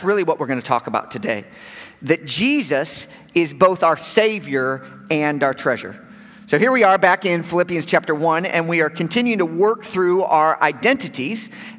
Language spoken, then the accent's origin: English; Chicago, Illinois, United States; being a born and bred in Chicago